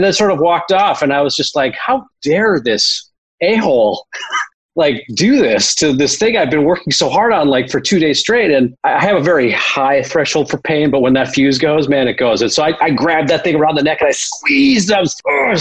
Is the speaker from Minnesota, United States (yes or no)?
yes; Minneapolis, Minnesota, United States; also born or lived in Wisconsin; when my parents separated and divorced when I was 10 years old. And I moved across from Wisconsin to Minneapolis